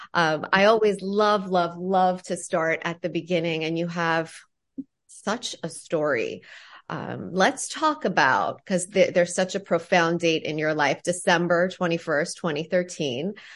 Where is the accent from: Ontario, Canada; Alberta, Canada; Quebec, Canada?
Ontario, Canada; I'm from Ontario, Canada